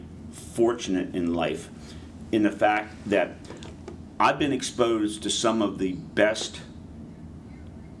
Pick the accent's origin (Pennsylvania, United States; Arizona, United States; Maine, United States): Pennsylvania, United States; where I was growing up in Pennsylvania